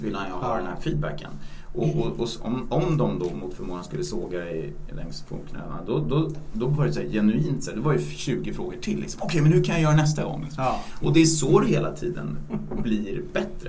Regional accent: Stockholm, Stockholm County, Sweden; Vi är uppvuxna på Östermalm i Stockholm

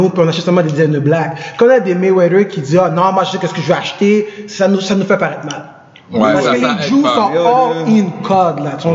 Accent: Montreal, Quebec, Canada; moved away as an adult; now in Los Angeles, United States; Montréal, ça fait dix ans que je glande dans les mêmes jobinettes

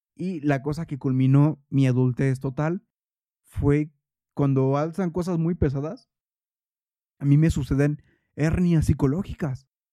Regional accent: Toluca, State of Mexico, Mexico; yo crecí en Toluca

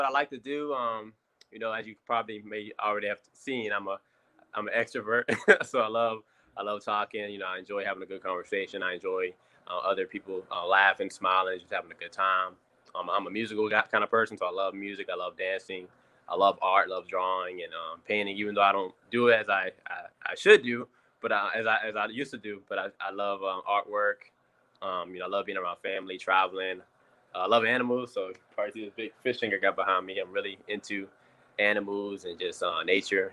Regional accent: Washington, District of Columbia, United States; I was born in Washington, D.C., 1993, July 8th, 1993.

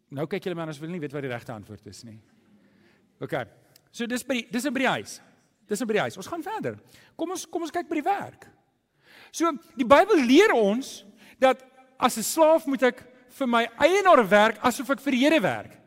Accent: South Africa; ons Afrikaners

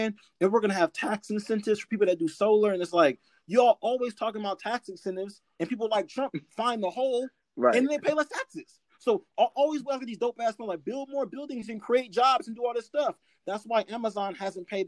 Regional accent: California, United States; as a Californian

